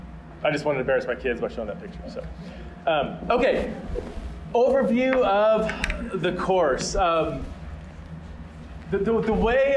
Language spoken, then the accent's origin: English; Fresno, California, United States; also born or lived in Aberdeen, Scotland; now in Boise, United States; So I am originally from California, specifically the armpit of California, Fresno, California, big kind of farming community.